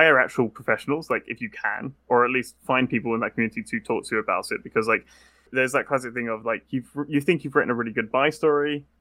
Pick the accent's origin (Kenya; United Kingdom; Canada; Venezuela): United Kingdom; as a British person